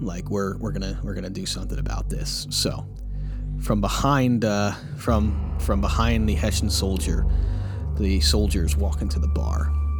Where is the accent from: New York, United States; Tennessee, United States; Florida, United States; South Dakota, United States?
New York, United States; we're from New York